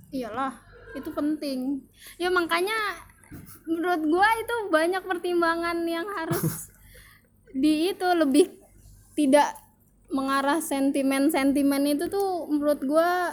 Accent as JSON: {"language": "Indonesian", "town": "Bogor", "region": "West Java", "country": "Indonesia", "tie": "born or raised there", "said": "gue dari kecil di Bogor"}